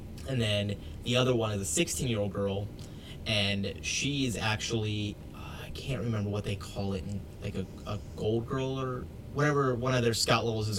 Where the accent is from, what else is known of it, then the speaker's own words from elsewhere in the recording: South Georgia, United States; where I grew up in South Georgia